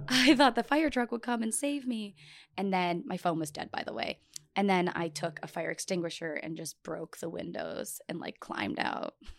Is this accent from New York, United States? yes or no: yes; Buffalo, New York, United States; moved away; also born or lived in Arizona / Miami; I'm from Buffalo, New York